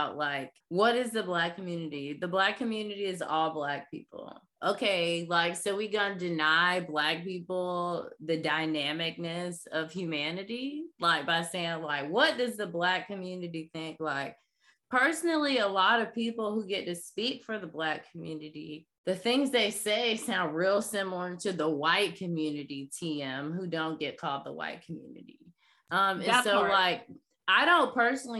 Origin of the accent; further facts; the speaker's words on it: Jacksonville, Florida, United States; moved away as an adult; also born or lived in Brooklyn, New York; I'm currently based in Jacksonville, Florida, aka Duval, the 904